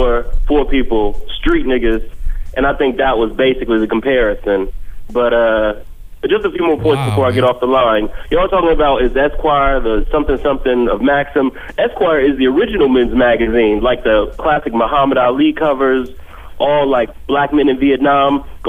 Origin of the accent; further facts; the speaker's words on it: Ohio, United States; now in Atlanta, United States; I'm from Ohio, so I feel all that Midwest shit y'all be pumping, but I reside in Atlanta right now.